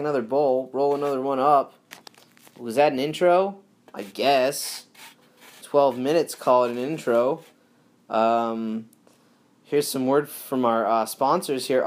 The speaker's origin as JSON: {"language": "English", "region": "Northeast", "country": "United States", "tie": "born or raised there", "also_born_or_lived": "Southern California", "moved": "as an adult", "said": "Growing up in the Northeast"}